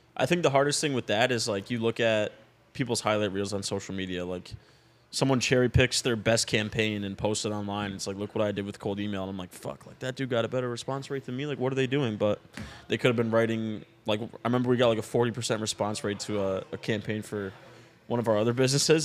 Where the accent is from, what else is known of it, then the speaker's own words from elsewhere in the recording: Florida, United States; my hometown friends that I grew up